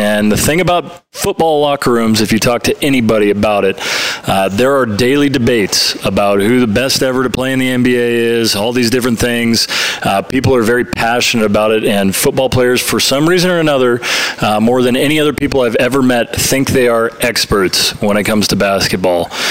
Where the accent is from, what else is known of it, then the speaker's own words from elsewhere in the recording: Canada; as a Canadian and a Raptors fan